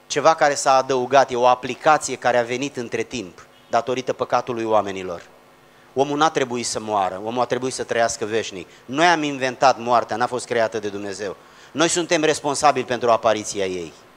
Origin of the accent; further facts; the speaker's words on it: a small village near Giurgiu, Muntenia, Giurgiu County, Romania; Eu vin din orașul Giurgiu, de fapt dintr-un sat mic de lângă Giurgiu, asta este sub București, pe malul Dunării, zonă care se numește Montenia